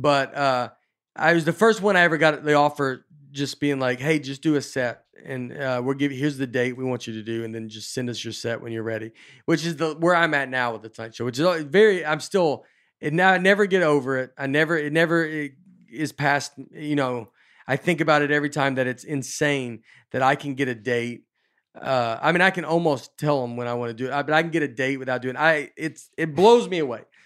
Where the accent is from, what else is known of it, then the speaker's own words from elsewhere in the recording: Nashville, Tennessee, United States; moved away as an adult; also born or lived in Chicago / New York / Los Angeles; I was from Nashville. I just moved to L